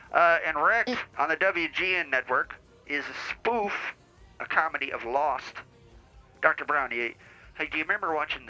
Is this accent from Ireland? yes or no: yes; Ireland; now in United States; spent a little bit of time back in the mother country of Ireland, and whenever I go back there, I get my accent a little stronger, a little back, you know what I'm saying?